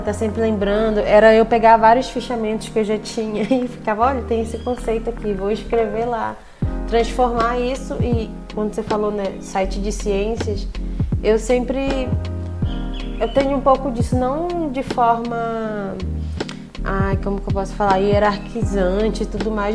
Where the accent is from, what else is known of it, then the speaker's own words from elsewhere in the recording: Belém, Pará, Brazil; moved away as an adult; also born or lived in Rio de Janeiro; now in Paraná, Brazil; Eu sou de Belém, né, sou do Pará